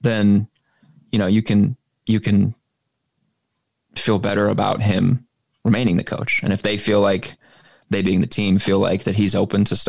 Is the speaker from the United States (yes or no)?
yes; Oklahoma, United States; moved away; I grew up in Oklahoma